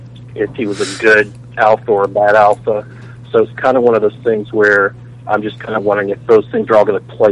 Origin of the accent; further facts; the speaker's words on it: Tennessee, United States; I'm from Tennessee.